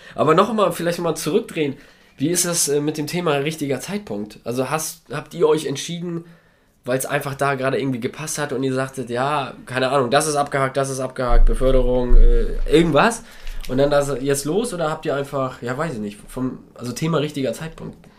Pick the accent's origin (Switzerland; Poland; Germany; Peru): Poland; moved away; wir kommen ja aus Polen, meine Frau und ich beide, und haben dementsprechend da noch Familie und reisen da noch oft hin